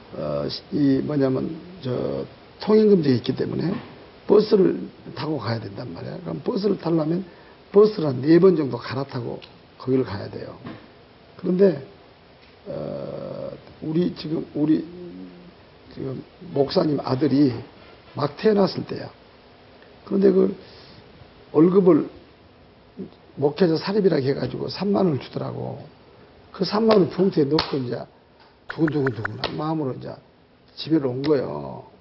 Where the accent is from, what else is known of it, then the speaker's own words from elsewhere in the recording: Kenya; Korean is a second language; now in South Korea; 케냐에서 왔습니다. 현재 예원교회에서 훈련받고 있습니다